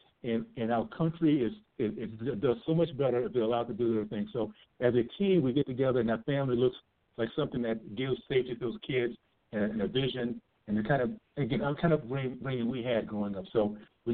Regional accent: Tallahassee, Florida, United States; now in Utah, United States; I grew up in the Deep South, Tallahassee, Florida.

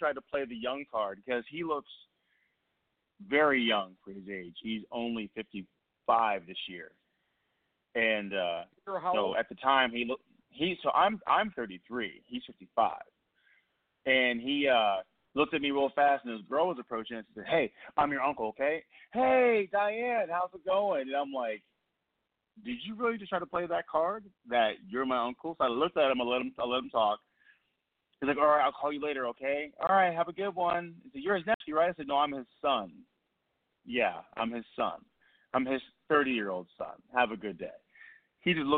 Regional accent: Portland, Oregon, United States; In my hometown of Portland, Oregon

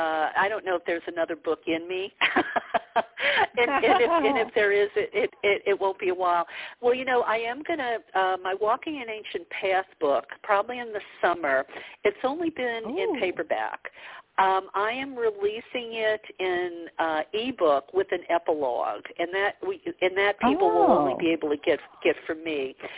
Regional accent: the South, United States; yeah. Yeah, because, you know, I grew up in the South. You know, women were almost like children. We were supposed to be seen and not heard.

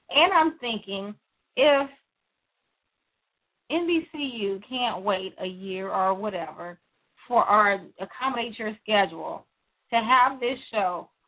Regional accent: Louisiana, United States; I was born in Louisiana. I I do consider that truly home. Uh, those are my people. They sound like me.

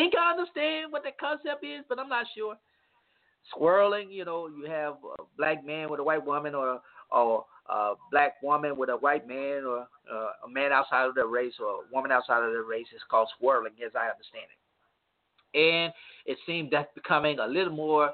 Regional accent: Monroe, United States; I grew up in a community called Booker T in Monroe

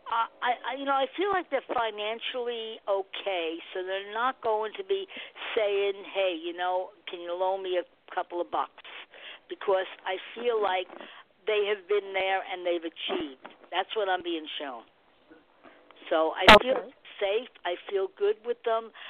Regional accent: Nebraska, United States

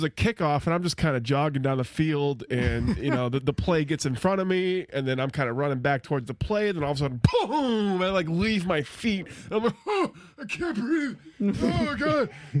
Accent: the South, United States; we're all from the South.

